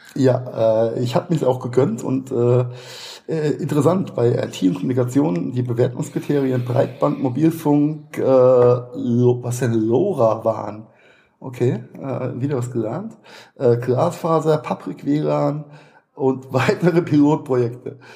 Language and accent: German; Mainz, Rhineland-Palatinate, Germany; Meine Heimatstadt Mainz hat äh, 260, 280.000, sowas